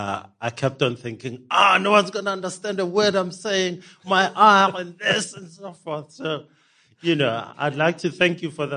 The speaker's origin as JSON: {"language": "English", "town": "Hammanskraal", "region": "Gauteng", "country": "South Africa", "tie": "born or raised there", "also_born_or_lived": "Johannesburg", "moved": "yes", "said": "I was born here in Johannesburg. I grew up in Hammanskraal."}